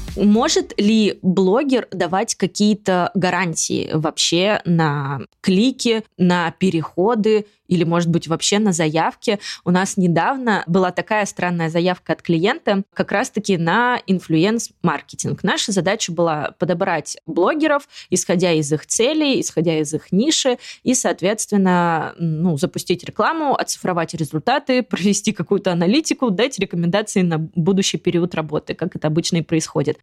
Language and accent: Russian; Tomsk, Tomsk Oblast, Russia; now in Moscow, Russia; я из Томска